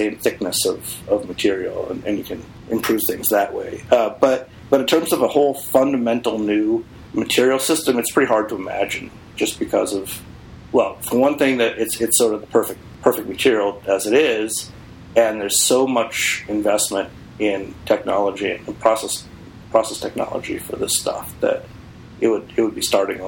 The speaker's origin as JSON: {"language": "English", "town": "Boston", "region": "Massachusetts", "country": "United States", "moved": "yes", "said": "I came from Boston"}